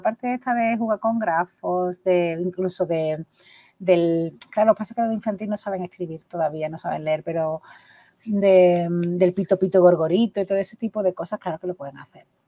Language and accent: Spanish; Coria del Río, Andalusia, Spain; now in Gelves, Spain; yo me he criado en un barrio muy chungo de Coria del Río